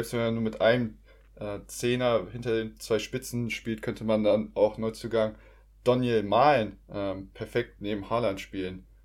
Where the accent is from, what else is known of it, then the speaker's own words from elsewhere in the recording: Stuttgart, Baden-Württemberg, Germany; ich als Stuttgarter wünsche es ihm sehr, dass er da auf jeden Fall die Top-Performance, die er teilweise bei Stuttgart abgeliefert hat